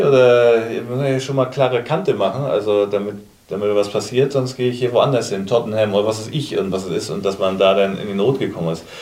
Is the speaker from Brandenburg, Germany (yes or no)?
no; Kiel, Schleswig-Holstein, Germany; gebürtiger Kieler